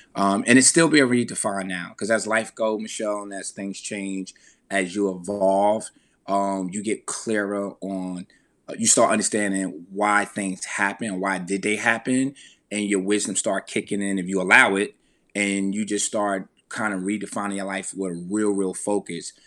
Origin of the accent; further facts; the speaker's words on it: Veldsburg, New Jersey, United States; growing up in Veldsburg, New Jersey